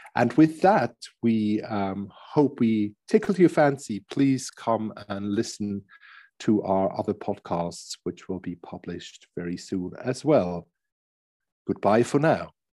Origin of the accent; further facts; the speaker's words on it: Switzerland; I'm from Switzerland, half German as well.